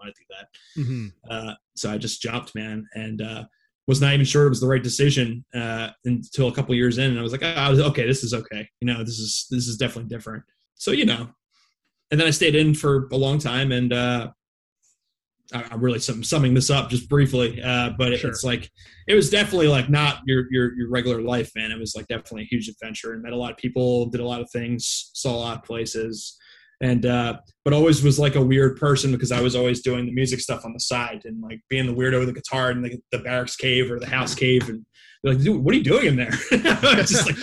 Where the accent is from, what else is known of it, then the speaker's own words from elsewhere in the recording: Philadelphia, Pennsylvania, United States; also born or lived in Jenkintown, Pennsylvania; I grew up in Northeast Philadelphia for most of my life